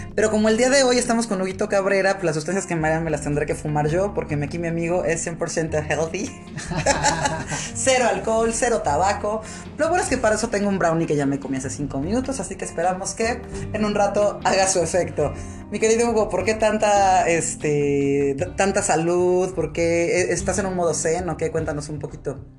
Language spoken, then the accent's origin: Spanish; Puebla, Mexico; nosotros somos poblanos